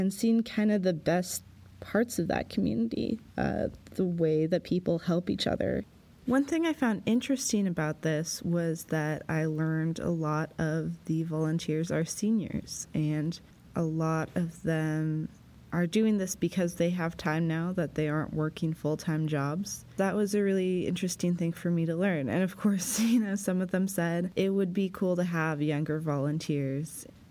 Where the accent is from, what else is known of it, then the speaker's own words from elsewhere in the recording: Pullman, Washington, United States; moved away as an adult; now in Sandpoint, Idaho, United States; I grew up near Pullman, Washington, which is where Washington State University is